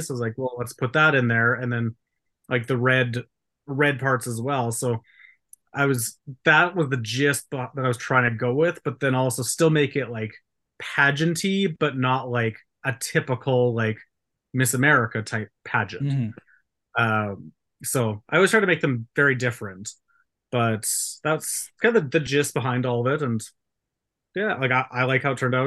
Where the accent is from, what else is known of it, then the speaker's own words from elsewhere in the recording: Canada; I'm Canadian